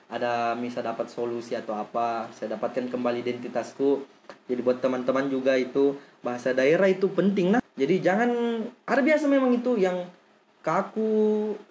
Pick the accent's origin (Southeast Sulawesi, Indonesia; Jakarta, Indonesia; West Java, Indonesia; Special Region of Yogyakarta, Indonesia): Southeast Sulawesi, Indonesia; Kolaka; tapi saya putra Mekongga saya lahir di Kolaka pak 23 tahun saya lahir tinggal di Kolaka